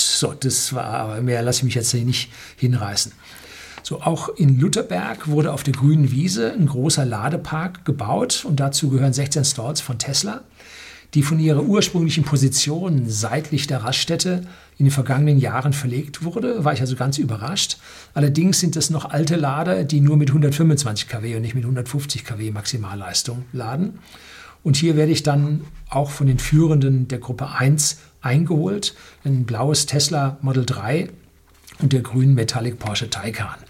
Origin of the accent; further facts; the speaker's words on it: Bavaria, Germany; als Bayer